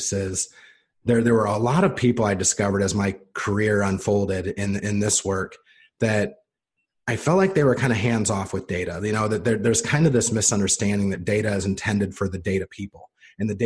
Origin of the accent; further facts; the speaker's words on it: Indiana, United States; Born and raised in Indiana